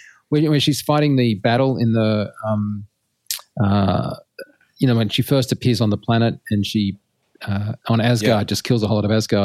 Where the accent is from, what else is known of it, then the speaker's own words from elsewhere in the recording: Australia; Being an Australian, I'm highly defensive.